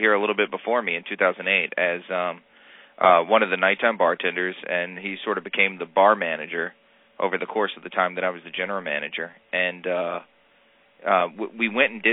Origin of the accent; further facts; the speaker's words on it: South Louisiana, United States; moved away as an adult; now in New York, United States; I'm born and raised in South Louisiana.